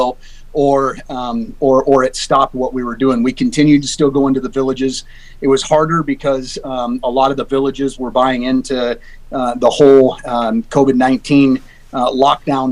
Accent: Alaska, United States; I'm born and raised in Alaska

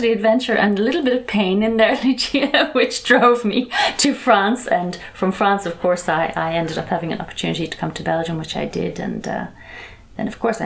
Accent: Ireland; moved away as an adult; When I was growing up in Ireland.

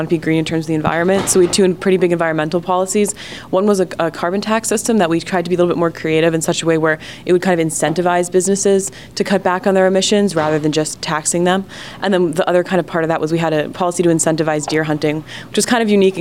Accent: New Jersey, United States; moved away; I'm originally from New Jersey, where there's a pretty big deer overpopulation problem.

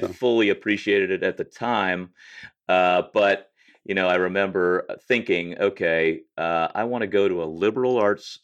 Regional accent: St. Louis, Missouri, United States; I grew up in St. Louis primarily

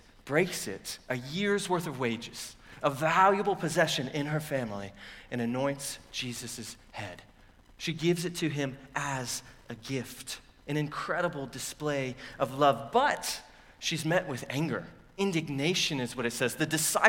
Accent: United States; we as American readers

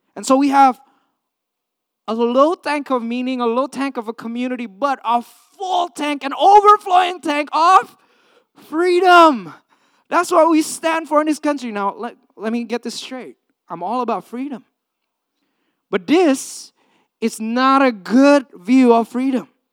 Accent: Indonesia; also born or lived in California, United States; now in United States; I came from Indonesia, third world country, grew up in a communal setting

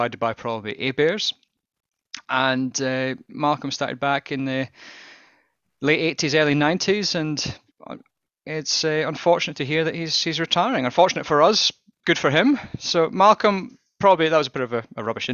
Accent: Scotland, United Kingdom; I'm Scottish

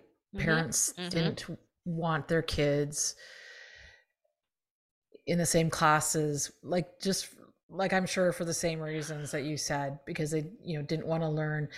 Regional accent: Canada; I'm Canadian

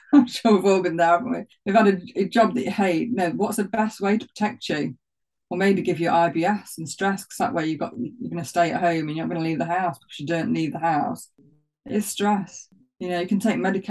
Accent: Nottinghamshire, East Midlands, United Kingdom; accent: Notts; And there I was with my knots accent. So I live around 3 miles from Sherwood Forest.

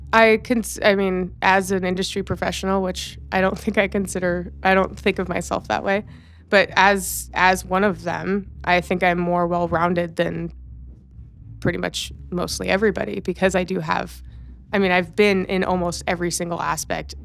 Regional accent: Los Angeles, California, United States; also born or lived in Riverside, California (Inland Empire); I will call myself born and raised in Los Angeles, but technically I was birthed in the nine oh nine

